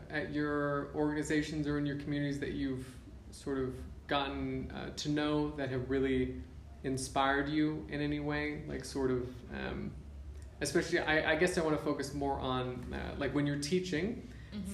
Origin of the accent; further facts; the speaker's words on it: United States; moved away as an adult; now in Uganda; growing up in the States